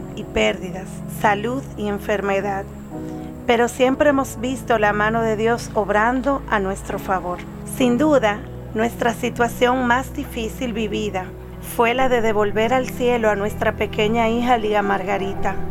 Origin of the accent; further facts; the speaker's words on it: Dominican Republic; soy de República Dominicana